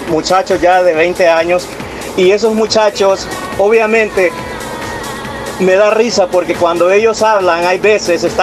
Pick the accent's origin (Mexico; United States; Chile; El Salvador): El Salvador; El cubano te va a hablar siempre como cubano, el mexicano te habla como cubano. Y nosotros los salvadoreños, lamen